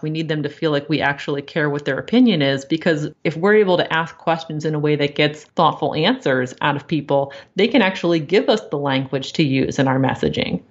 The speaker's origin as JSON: {"language": "English", "region": "Maryland", "country": "United States", "tie": "born or raised there", "said": "I grew up in Maryland, and that, that's what you do when you grow up in Maryland"}